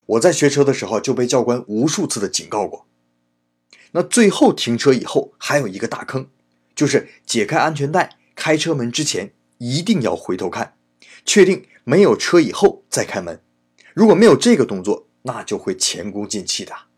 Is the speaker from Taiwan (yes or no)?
no; Northeast China, China; accent: Northeastern; moved away as an adult; now in Japan; 不光是中国人呐，咱还是东北老乡呢